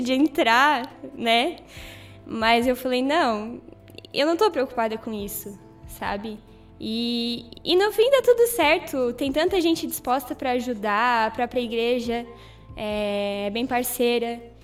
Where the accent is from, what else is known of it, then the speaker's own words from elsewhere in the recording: Brazil; moved away; Eu sou natural da cidade de Itaió.